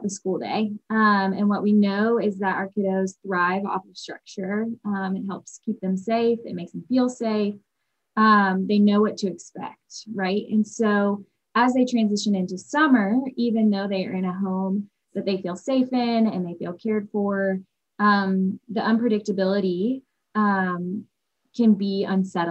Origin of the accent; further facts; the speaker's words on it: Nashville, Tennessee, United States; now in Birmingham, United States; I am originally from Nashville, Tennessee